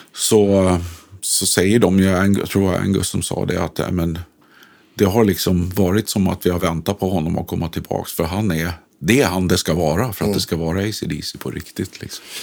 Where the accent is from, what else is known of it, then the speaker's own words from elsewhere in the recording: Stockholm, Stockholm County, Sweden; i Sätra där vi kommer ifrån